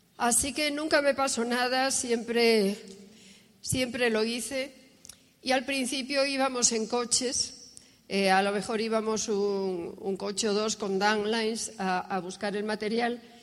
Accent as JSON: {"language": "Spanish", "region": "Asturias", "country": "Spain", "tie": "born or raised there", "moved": "yes", "lives_now": "Argentina", "said": "Nací en España, en Asturias, hija de un militar"}